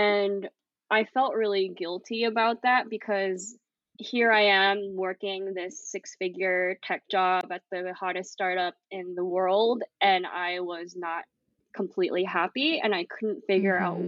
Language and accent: English; Bay Area, California, United States; moved away as an adult; also born or lived in Philippines / New York City / Amman, Jordan; now in Erbil, Iraq; I was born in the Philippines and moved to the Bay Area in California when I was six. So I grew up in a very diverse and liberal city in the U.S.